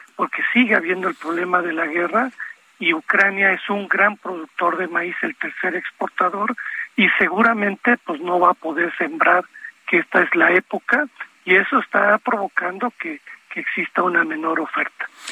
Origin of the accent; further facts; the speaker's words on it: Veracruz, Mexico; now in Mexico City, Mexico; mi tierra, en Veracruz